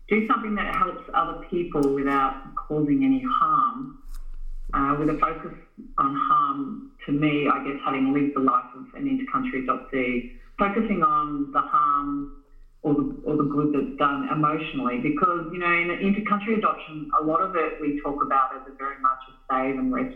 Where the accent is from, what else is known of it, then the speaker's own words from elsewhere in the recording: Australia; also born or lived in Vietnam; I grew up in Australia in the 1970s. I was adopted here as kind of the first en masse generation in Australia. And in that experience growing up in rural Australia